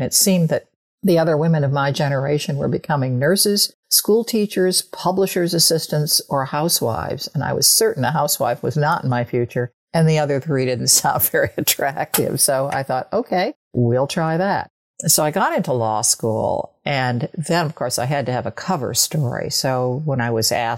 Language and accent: English; the North, Northern United States, United States; moved away as an adult; spending time in the Deep South as a Northerner